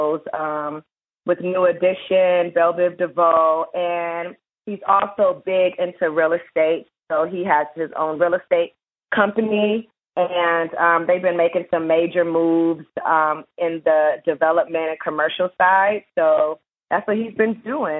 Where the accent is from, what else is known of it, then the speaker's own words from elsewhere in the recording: Atlanta, Georgia, United States; we're both from Atlanta